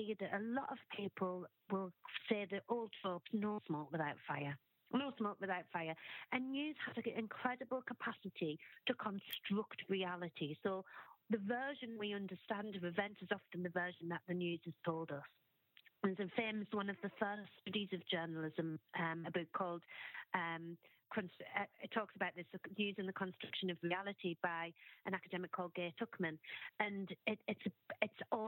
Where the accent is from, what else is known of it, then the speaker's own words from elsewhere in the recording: Sunderland, North East England, United Kingdom; moved away; I'm originally from Sunderland